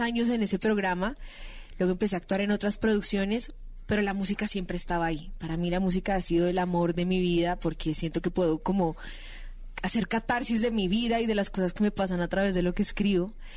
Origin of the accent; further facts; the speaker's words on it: Bogotá, Colombia; yo soy de Bogotá, tengo 24 años, empecé a trabajar en televisión